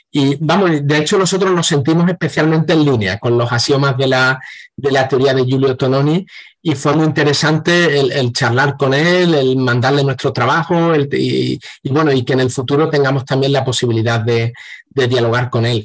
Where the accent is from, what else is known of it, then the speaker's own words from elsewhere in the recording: Seville, Andalusia, Spain; yo he crecido por aquí, por Sevilla y algunos pueblos cercanos también